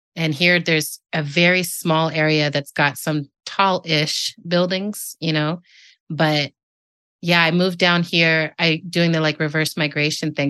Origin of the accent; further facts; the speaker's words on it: El Paso, Texas, United States; moved away; I was born in the part of Mexico that's in Texas called El Paso